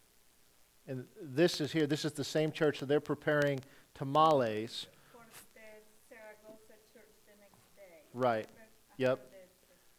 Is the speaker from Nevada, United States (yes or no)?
no; Nebraska, United States; moved away; I grew up in Nebraska